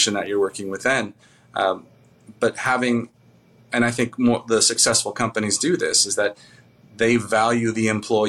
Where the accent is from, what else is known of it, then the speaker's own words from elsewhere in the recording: Southern California, United States; moved away as an adult; also born or lived in Bellingham, Washington / Las Cruces, New Mexico; my father was Air Force, and he retired there fairly early on. And so I grew up in Southern California